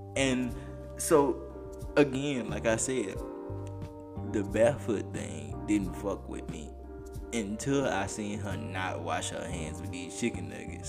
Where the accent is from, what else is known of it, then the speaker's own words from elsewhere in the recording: Alabama, United States; I'm from Alabama